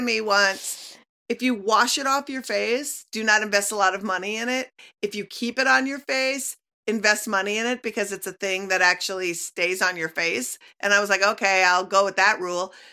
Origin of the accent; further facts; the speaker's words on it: Minnesota, United States; growing up in Minnesota